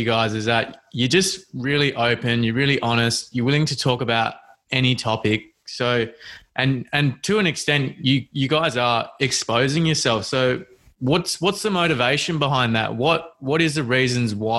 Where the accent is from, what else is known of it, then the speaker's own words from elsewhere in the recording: Perth, Western Australia, Australia; We're from Perth, West Coast.